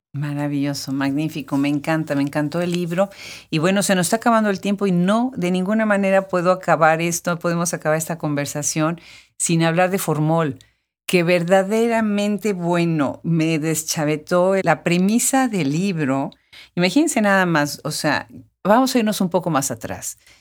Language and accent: Spanish; Puebla, Mexico; siendo poblana